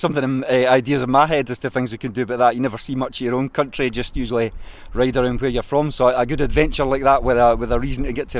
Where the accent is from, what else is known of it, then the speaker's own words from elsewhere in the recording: Falkirk, Scotland, United Kingdom; I'm from Falkirk and I ride for the Bray City Rollers.